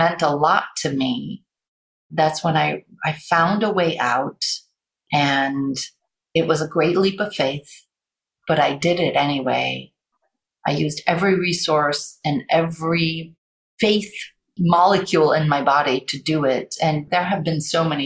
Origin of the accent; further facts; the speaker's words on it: Paris, Île-de-France, France; I grew up in Paris